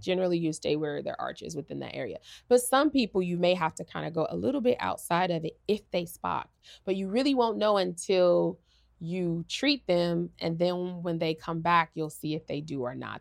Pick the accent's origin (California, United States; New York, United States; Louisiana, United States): California, United States; Los Angeles; I'm from L A, I'm from South Central